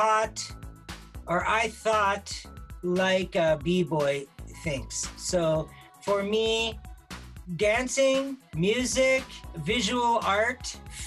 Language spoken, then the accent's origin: English; Victoria, British Columbia, Canada; moved away as an adult; also born or lived in Toronto, Canada / Tokyo, Japan; now in Vancouver, Canada; I was born in Victoria. Victoria is my hometown, but I haven't lived there in quite a while.